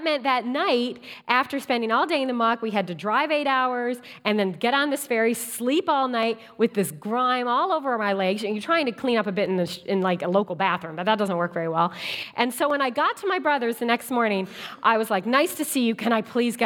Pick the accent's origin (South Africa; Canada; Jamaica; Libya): Canada; Newfoundland and Labrador; moved away; I'm from Newfoundland, so we're going to visit family.